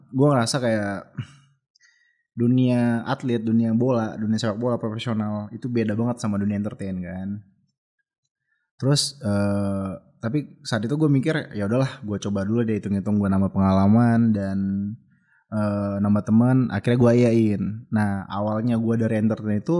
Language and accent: Indonesian; Medan, North Sumatra, Indonesia; gue lagi sekolah uh, jadi gue Medan Jakarta dan kebetulan gue kan orang Medan